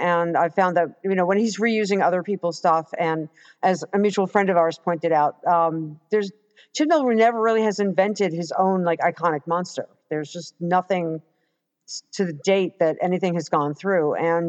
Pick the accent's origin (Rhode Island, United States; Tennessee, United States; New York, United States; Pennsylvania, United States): New York, United States; New York City; also born or lived in Long Island, New York; I'm also born and raised in the Bronx and then Long Island, worked in Manhattan, spent many, many, you know, years in and out of there.